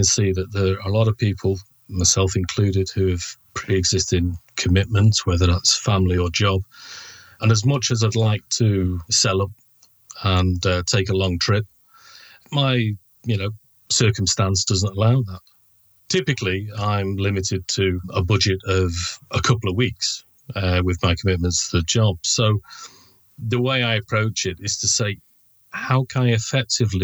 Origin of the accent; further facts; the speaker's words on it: Manchester, North West England, United Kingdom; I'm from Manchester in the UK